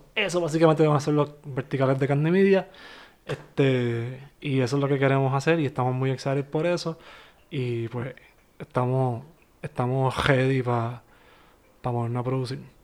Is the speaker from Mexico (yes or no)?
no; Bayamón, Puerto Rico; moved away as an adult; also born or lived in Miami; también somos de Bayamón